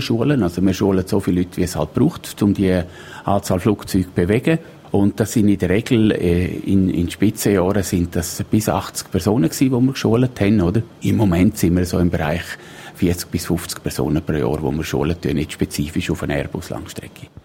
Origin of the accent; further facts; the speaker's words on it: Splügen, Graubünden, Switzerland; ich bin in Splügen aufgewachsen